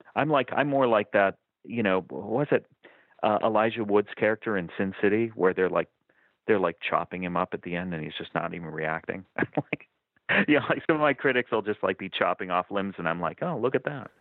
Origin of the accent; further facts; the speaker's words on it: Lexington, Massachusetts, United States; moved away as an adult; also born or lived in Amherst, Massachusetts / Somerville, Massachusetts; now in Southern California, United States; I, I grew up in Lexington, Massachusetts